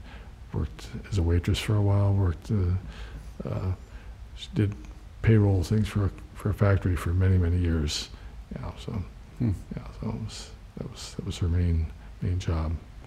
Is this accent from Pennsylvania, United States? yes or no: yes; Williamsport, Pennsylvania, United States; Williamsport, Pennsylvania. Little League baseball.